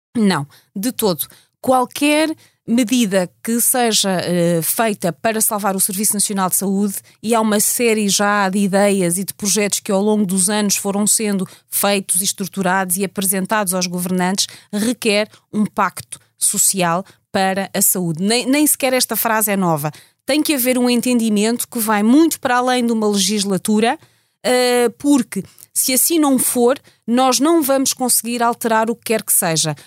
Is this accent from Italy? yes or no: no; Portugal; somos portugueses